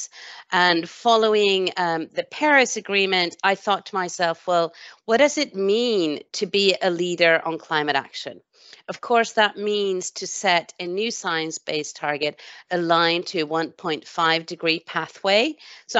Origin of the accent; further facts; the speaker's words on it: Sweden; now in United Kingdom; I was born in Sweden